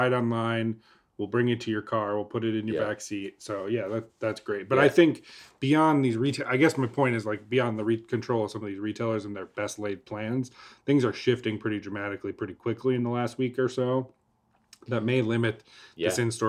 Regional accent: Texas, United States; I came from Texas, a lot more lax. From like a mandate perspective. Mm-hmm. So I've only been in Oregon for like a week

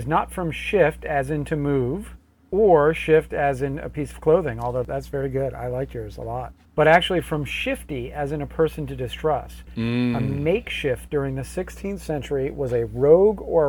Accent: New England, United States; moved away; I grew up in the New England and we played a lot of hockey up there.

